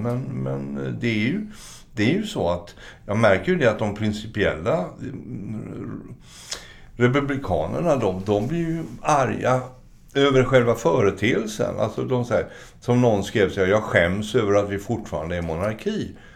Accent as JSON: {"language": "Swedish", "country": "Sweden", "also_born_or_lived": "Norway", "moved": "as an adult", "said": "vilket vi fortfarande som svenskar eh, får höra"}